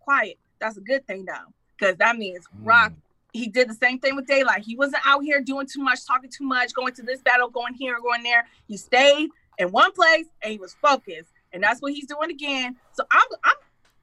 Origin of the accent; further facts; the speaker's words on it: Detroit, Michigan, United States; I'm from Detroit